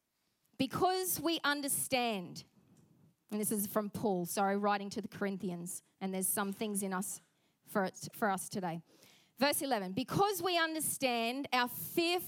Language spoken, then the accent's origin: English; Australia; accent: Aussie; our Aussie accent